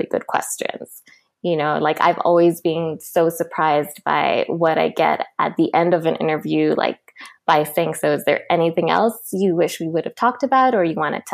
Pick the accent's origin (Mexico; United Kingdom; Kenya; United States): Kenya; Nairobi; moved away as an adult; now in Vancouver, Canada; I'm originally from Nairobi, Kenya, and I moved here to Vancouver about 9 years ago when I started university